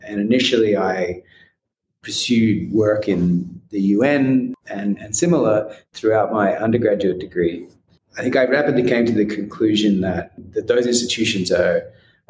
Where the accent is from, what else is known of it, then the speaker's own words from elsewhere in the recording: Australia; moved away as an adult; also born or lived in United States; now in Nairobi, Kenya; I grew up in Australia